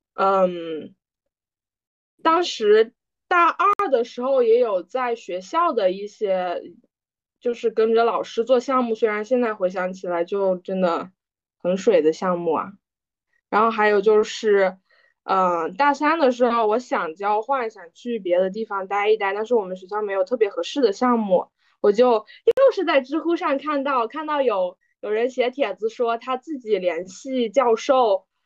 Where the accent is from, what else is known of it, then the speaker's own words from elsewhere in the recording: China; 作为大陆人